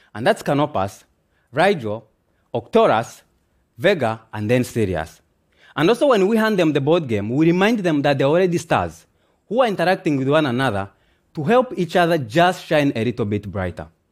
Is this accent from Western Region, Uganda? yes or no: yes; Kyangwali refugee camp, Western Region, Uganda; also born or lived in Democratic Republic of the Congo; we found safety in Kiangwe refugee camp, located in western Uganda, where I grew up from and have learned to call home for the past 24 years